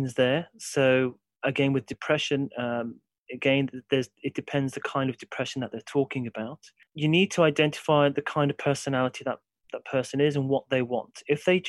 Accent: Brierley Hill, West Midlands, United Kingdom; I'm originally from Briley Hill. So I grew up in a sort of regular sort of working class background.

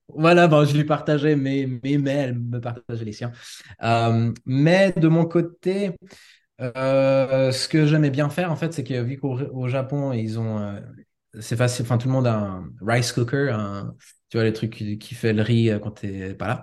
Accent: Switzerland; moved away as an adult; also born or lived in United States / Osaka, Japan; j'ai grandi en Suisse

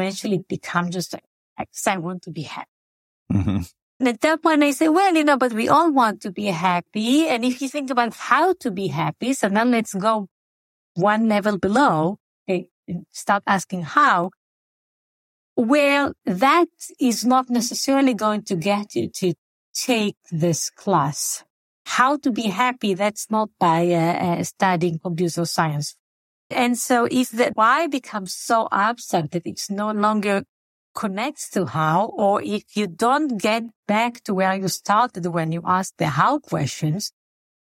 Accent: Israel; moved away as an adult; also born or lived in Tel Aviv, Israel; now in Chicago, United States; I was born and raised in Israel, in a small community, a small socialist community called Kibbutz.

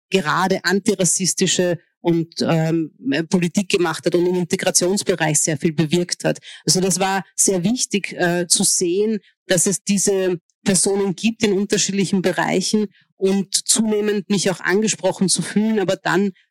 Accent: Hungary; born there; also meine, meine Mutter ist Ungarin, mein Vater ist Ägypter und ich bin in Ungarn geboren. Und ich war, bis ich 17 war, war ich ungarische Staatsbürgerin.

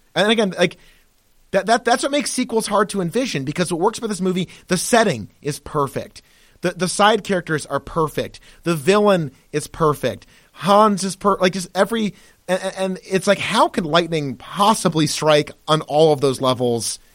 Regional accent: United States; being American, especially being white Americans

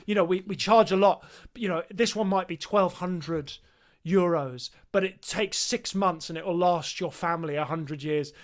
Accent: England, United Kingdom; I said, "England."

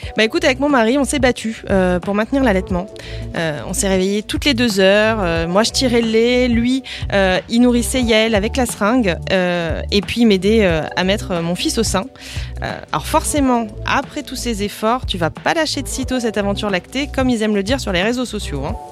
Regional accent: the North, Hauts-de-France, France; je viens du Nord

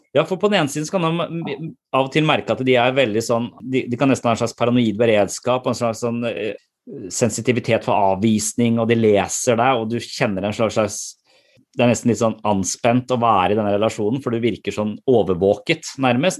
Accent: Eastern Norway, Norway; moved away; jobber på Sørlandet, men jeg er fra Østlandet

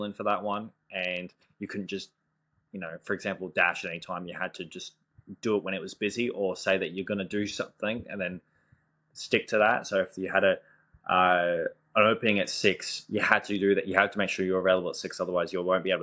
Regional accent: Gold Coast, Queensland, Australia; I'm from Australia. I'm from the Gold Coast.

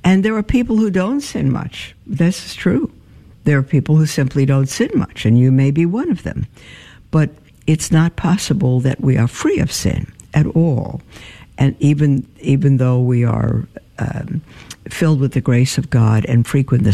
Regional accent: New York, United States; I grew up in New York

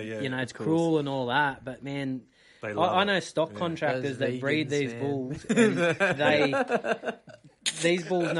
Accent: Tamworth, New South Wales, Australia; moved away; So my parents were into rodeos, and I'm originally from Tamworth

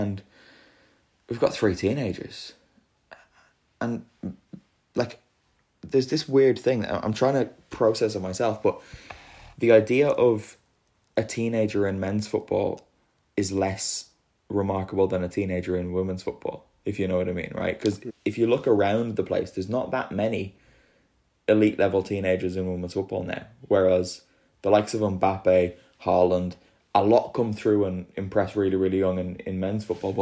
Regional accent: Ireland; moved away as an adult; now in Italy; it's my home country and the country that I now live in.

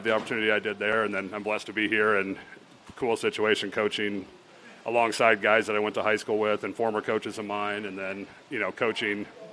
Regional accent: Geneva, Nebraska, United States; I'm from Geneva originally

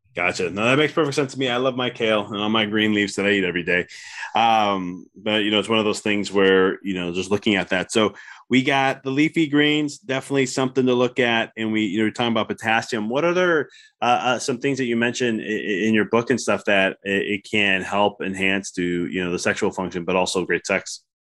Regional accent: Midwest, United States; I come from the Midwest, so pop instead of soda

